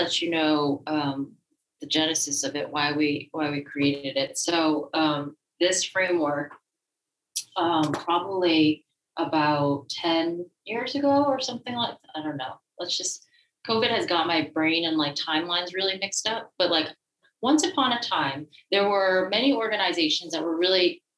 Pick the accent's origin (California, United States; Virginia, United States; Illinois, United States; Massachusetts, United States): Massachusetts, United States; also born or lived in France; I am originally from the Massachusetts area